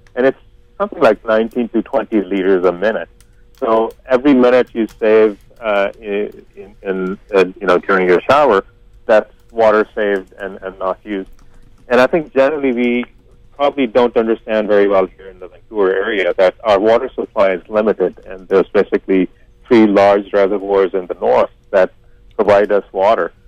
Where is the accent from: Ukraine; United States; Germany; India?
India; now in Canada; I come from India, and I do know that we have water issues even in a city like Mumbai.